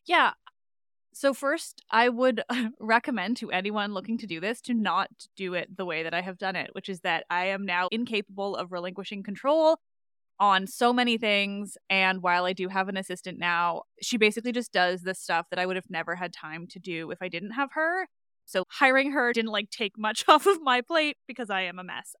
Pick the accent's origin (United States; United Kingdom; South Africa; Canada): Canada; I say grade seven because I am Canadian